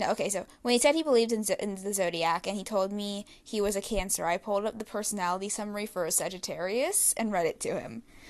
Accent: the South, United States; she's the only person of color on our floor and I'm from the South.

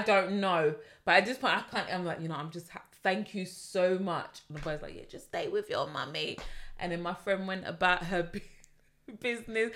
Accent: London, United Kingdom; as a Londoner

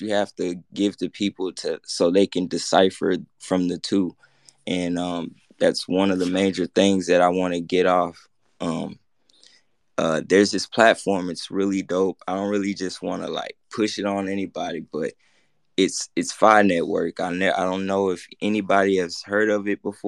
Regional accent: Memphis, Tennessee, United States; I'm from the hood, I'm from Memphis, Tennessee

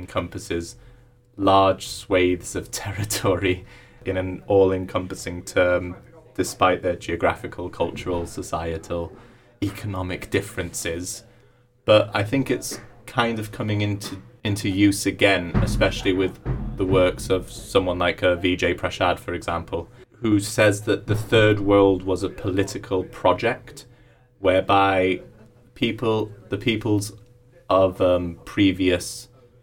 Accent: Cyprus; moved away as an adult; now in Manchester, United Kingdom; I'm originally from Cyprus, born and raised there. My dad is Cypriot and my mum's English.

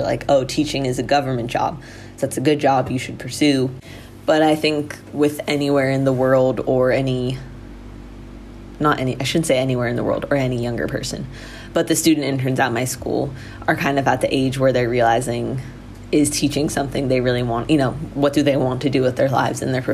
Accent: United States; moved away as an adult; now in Thailand; I'm an American

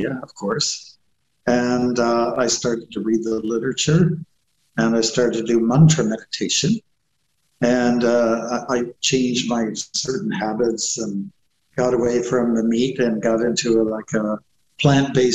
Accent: Chatham, Ontario, Canada; I'm from Southern Ontario. I was born in Chatham, along the Thames River, in a hospital

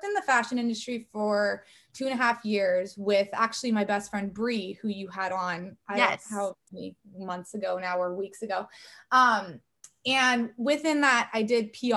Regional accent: Corona, California, United States; also born or lived in Newport Beach, California; I was born and raised in Corona, California

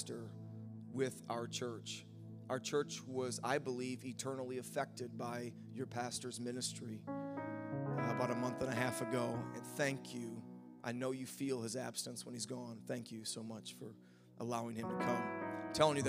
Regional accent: Wisconsin, United States; accent: Wisconsin; my Wisconsin accent

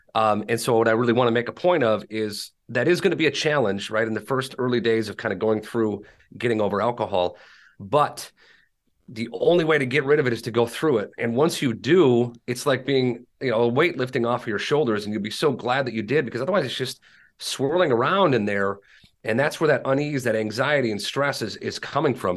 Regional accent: Minneapolis, Minnesota, United States; I live in, uh, Minneapolis, Saint Paul, Minnesota, born and raised here.

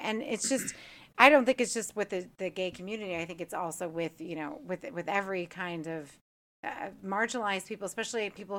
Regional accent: Orlando, Florida, United States; also born or lived in New York; growing up here in Orlando, I'm from New York. My mother's Polish, so I came here. And so I don't act like the typical Hispanic girl when I came here.

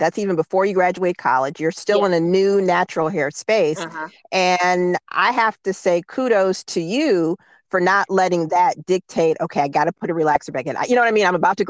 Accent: Cleveland, Ohio, United States; I'm from Cleveland. I know East Cleveland, Black.

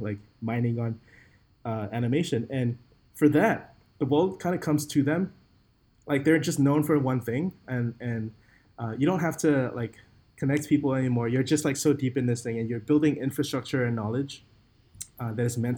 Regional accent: Singapore; I'm from Singapore

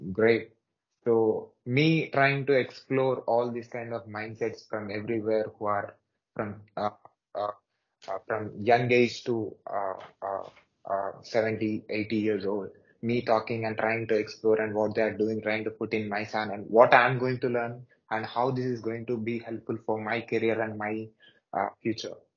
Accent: Hyderabad, Telangana, India; I'm from South India, Hyderabad city

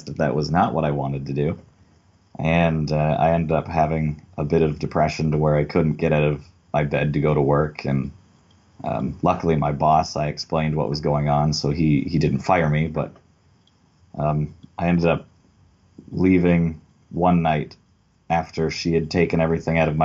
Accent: Belleville, Ontario, Canada; I was born in Belleville, but I was raised in the country just north of Belleville, mostly on my grandparents' farm

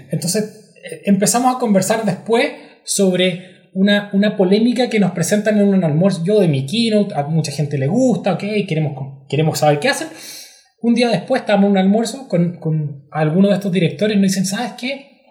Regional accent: Chile; uno como chileno

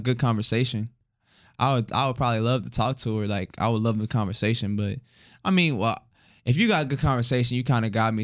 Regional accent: Houston, Texas, United States; moved away; I'm from Houston

